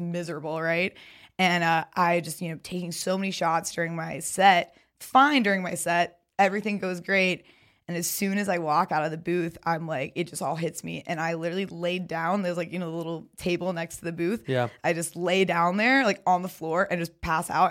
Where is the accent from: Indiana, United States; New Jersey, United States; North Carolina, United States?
North Carolina, United States; Raleigh; moved away; also born or lived in Greenville, North Carolina; I'm from Raleigh, but I went to school at ECU in Greenville